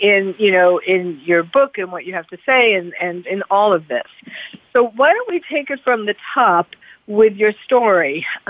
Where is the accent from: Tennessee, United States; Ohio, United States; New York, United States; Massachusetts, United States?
New York, United States; New York City; moved away; also born or lived in California; I'm a New Yorker born and bred, and even though I was living in California at the time, my heart was still and is still in New York.